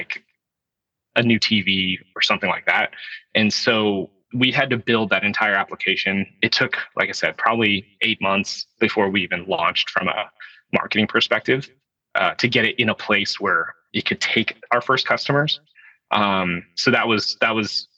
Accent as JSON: {"language": "English", "region": "California", "country": "United States", "moved": "yes", "lives_now": "Portland, United States", "said": "I'm originally a Californian. I live now in Portland, Oregon."}